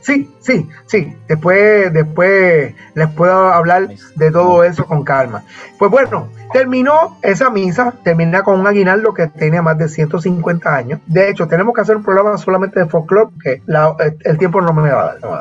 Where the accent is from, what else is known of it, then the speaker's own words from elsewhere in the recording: Bayamón, Puerto Rico; Yo soy, de Bayamón